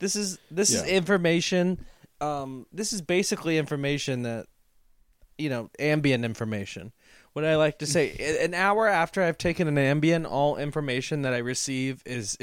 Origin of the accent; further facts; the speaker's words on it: Lafayette, Louisiana, United States; My hometown is blowing up right now with the Black Lives Matter movement because of the murder of Trayford Pellerin. That was in my hometown